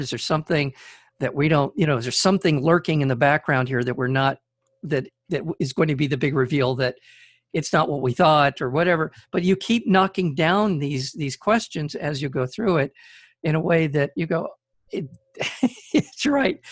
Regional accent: United States; an American citizen

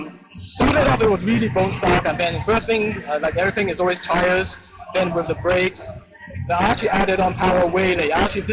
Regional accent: Chino Hills, California, United States; I'm from Chino Hills.

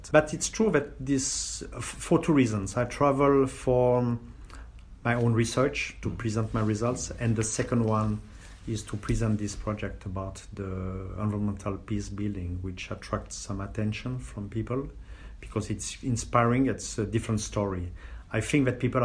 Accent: Switzerland; I grew up 50 kilometers from the university

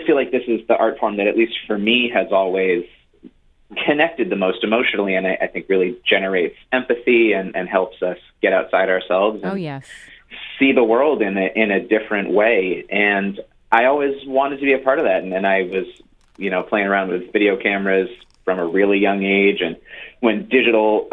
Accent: Milton, Massachusetts, United States; also born or lived in Norwell, Massachusetts; I grew up here, born and raised in Milton, Massachusetts

